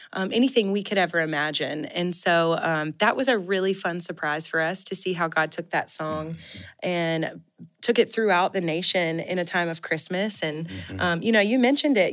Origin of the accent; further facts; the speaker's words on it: Mississippi, United States; I grew up in Mississippi and there wasn't a lot of snow on the ground in the South eh, where we were from